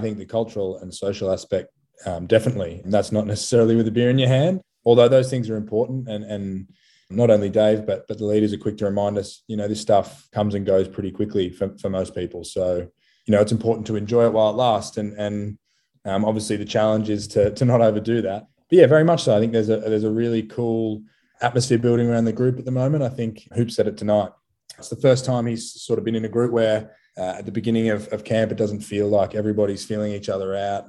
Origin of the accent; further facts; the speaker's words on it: Sydney, New South Wales, Australia; moved away as an adult; also born or lived in Daventry; now in Melbourne, Australia; growing up in Sydney, being from there